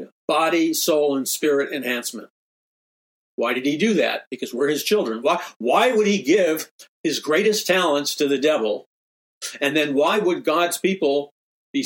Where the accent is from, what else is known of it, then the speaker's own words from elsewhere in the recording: New York City, New York, United States; growing up in New York City